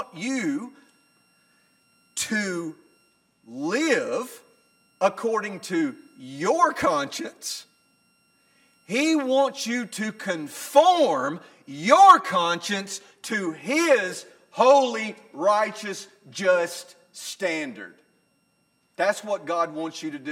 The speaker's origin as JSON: {"language": "English", "region": "Northwest Alabama", "country": "United States", "tie": "born or raised there", "said": "I'm not from Middle Tennessee, but I'm from Northwest Alabama, and I grew up in a culture in which there was right and wrong."}